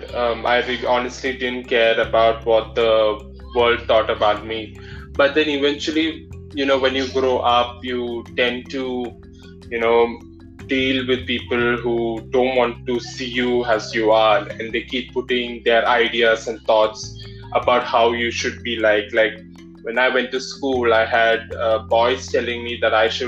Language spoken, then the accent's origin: English; Malayali, Kerala, India; accent: Malayali; saying that I've got a Malayali accent